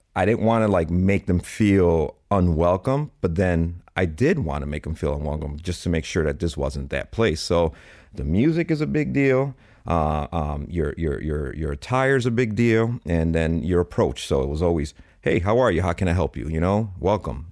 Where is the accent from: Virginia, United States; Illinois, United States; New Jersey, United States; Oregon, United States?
Illinois, United States; Chicago; Born and raised in Chicago